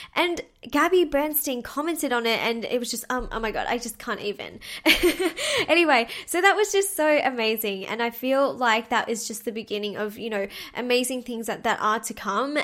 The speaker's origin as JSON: {"language": "English", "town": "Melbourne", "region": "Victoria", "country": "Australia", "tie": "born or raised there", "said": "my hometown in Melbourne"}